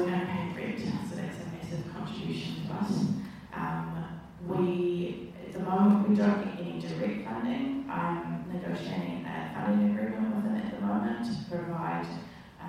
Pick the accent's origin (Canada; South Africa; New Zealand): New Zealand; Tauranga, Bay of Plenty; also born or lived in Wellington, New Zealand / London, United Kingdom; I grew up in Tauranga, moved here when I was 3, so I went to St Mary's and then went to Tauranga Girls College